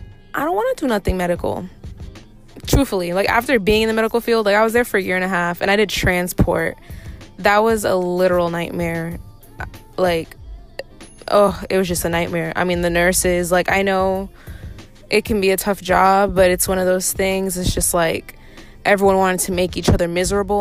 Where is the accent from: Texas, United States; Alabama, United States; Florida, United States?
Florida, United States; Orlando; I'm from Orlando, Florida